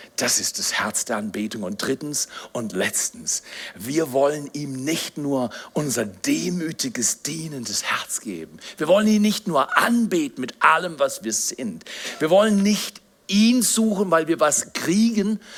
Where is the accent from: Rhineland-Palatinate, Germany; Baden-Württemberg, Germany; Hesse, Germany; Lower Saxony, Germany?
Baden-Württemberg, Germany; Black Forest; ich bin Pfarrer, ich komme aus dem Schwarzwald.